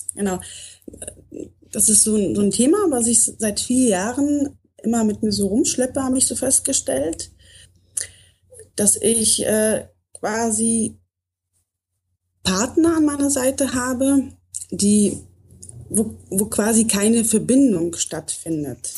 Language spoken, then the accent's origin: German; North Rhine-Westphalia, Germany; also born or lived in Poland / Bavaria; now in Munich, Germany; bin woanders auch geboren und ähm, bin in Nordrhein-Westfalen aufgewachsen